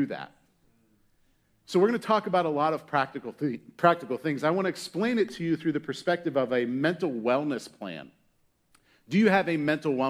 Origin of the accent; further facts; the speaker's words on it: Pittsburgh, Pennsylvania, United States; moved away; I was born in Pittsburgh, Pennsylvania, and there was an amusement park called Kennywood. And I went to Kennywood a lot as a kid